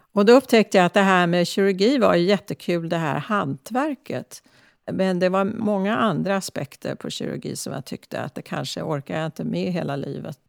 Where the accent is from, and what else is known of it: Stockholm, Stockholm County, Sweden; born or raised there; also born or lived in Klara, Stockholm; now in San Francisco, United States